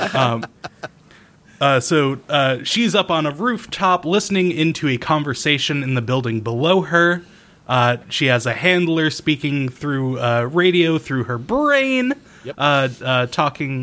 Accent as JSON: {"language": "English", "town": "Newport", "region": "Rhode Island", "country": "United States", "tie": "born or raised there", "said": "It's the city of Newport City, which is it strikes close to home because that's my hometown"}